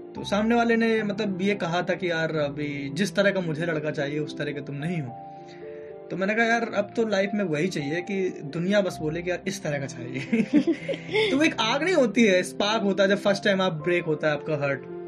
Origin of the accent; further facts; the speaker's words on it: Allahabad, Uttar Pradesh, India; मैं एक ऐसी जगह से हूँ यानी कि इलाहाबाद से